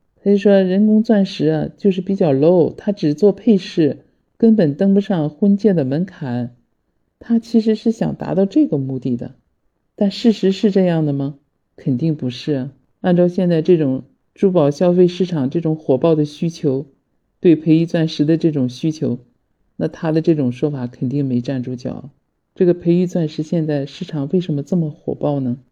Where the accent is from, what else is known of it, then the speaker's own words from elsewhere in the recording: China; 我们中国人